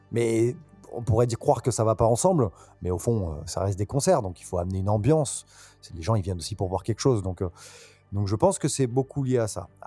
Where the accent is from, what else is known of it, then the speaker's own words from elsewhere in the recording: Bordeaux, Nouvelle-Aquitaine, France; also born or lived in Nantes; Alors moi, je suis né à Nantes. J'ai beaucoup bougé. Euh, mon père étant muté, ayant été muté, pardon, souvent. Donc j'ai pas mal bougé, mais j'ai passé une grande partie de ma vie à Bordeaux, une partie de mon enfance.